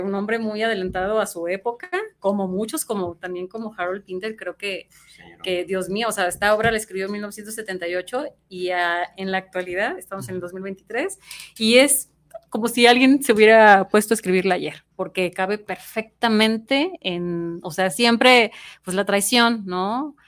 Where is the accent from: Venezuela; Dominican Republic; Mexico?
Mexico; also born or lived in Mexico City; cómo somos los mexicanos